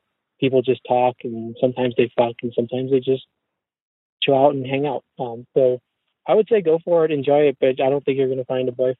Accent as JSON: {"language": "English", "country": "United States", "tie": "born or raised there", "said": "I'm an American. I was raised in America, but I was raised ultra-Orthodox Jewish."}